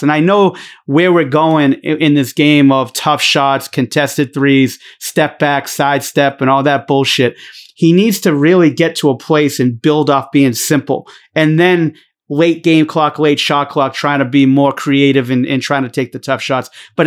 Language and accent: English; Boston, Massachusetts, United States; accent: Boston; My Boston accent